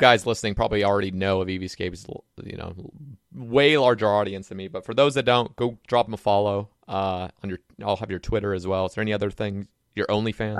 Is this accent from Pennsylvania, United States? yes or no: no; Oregon, United States; now in the South, United States; I grew up in Oregon